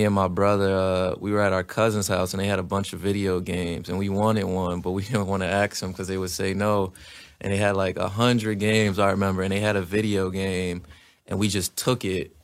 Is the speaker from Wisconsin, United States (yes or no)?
no; New York City, New York, United States; I'm from New York